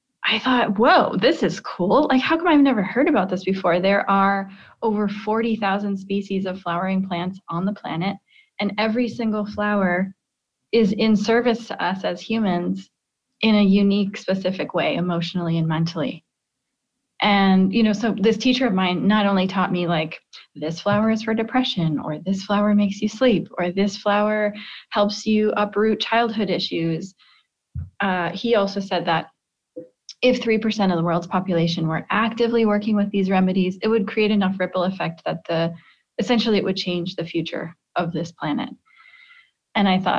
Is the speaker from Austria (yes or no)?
no; Midwest, United States; I grew up in the Midwest